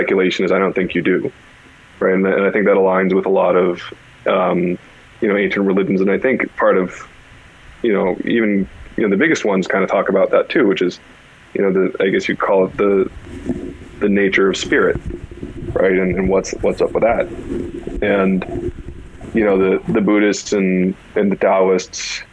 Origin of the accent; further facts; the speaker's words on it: California, United States; Growing up in California was like, all right, there's a bunch of somewhat kooky people